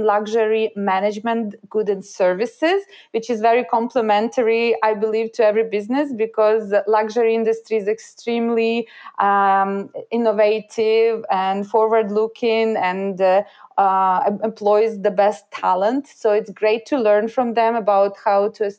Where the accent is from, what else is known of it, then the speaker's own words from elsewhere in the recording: Ukraine; English is a second language; moved away as an adult; also born or lived in Montreal, Canada; now in Canada; I was born in Ukraine and moved to Canada after graduating from high school without speaking neither English nor French.